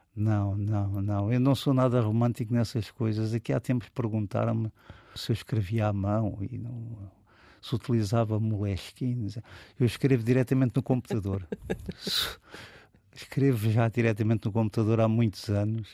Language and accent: Portuguese; Lisbon, Portugal; also born or lived in Alentejo; now in Almada, Portugal; eu fui criado aqui em Lisboa, na zona da, das Avenidas Novas